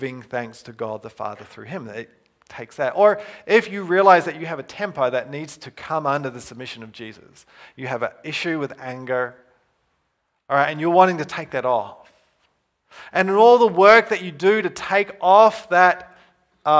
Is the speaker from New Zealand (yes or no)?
yes; New Zealand; moved away; I grew up in New Zealand, Western culture.